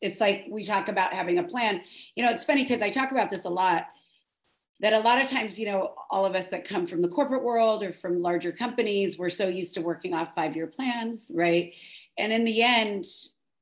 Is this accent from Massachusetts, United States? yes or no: no; Pasadena, California, United States; I grew up in LA, right? I grew up in the Pasadena area